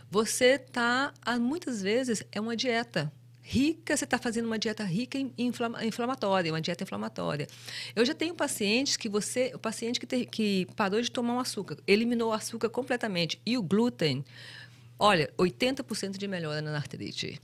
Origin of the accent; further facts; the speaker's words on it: Brazil; moved away; a gente crescendo no Brasil